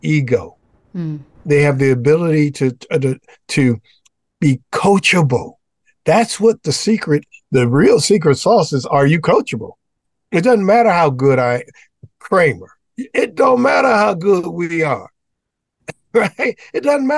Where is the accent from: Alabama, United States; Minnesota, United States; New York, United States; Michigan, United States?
Michigan, United States; Detroit; I'm from Detroit, Michigan.